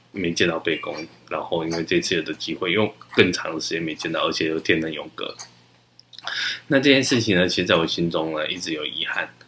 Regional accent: Taichung, Taiwan; 我那时候从小成长在台中

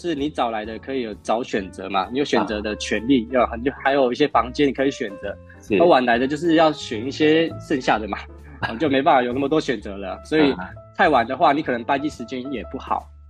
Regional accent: Kaohsiung, Taiwan; moved away as an adult; now in Penghu, Taiwan; 我是高雄人，哦，是高雄籍的。

